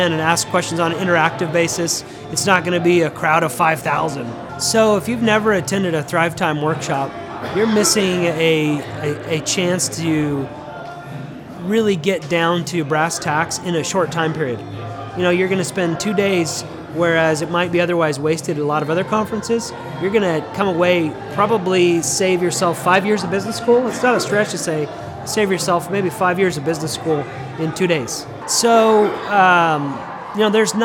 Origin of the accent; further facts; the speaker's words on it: Denver, Colorado, United States; now in Tulsa, United States; I'm originally from Denver